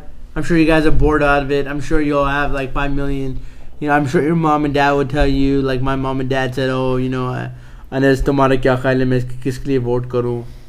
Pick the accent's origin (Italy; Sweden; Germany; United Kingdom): United Kingdom; Because I'm British.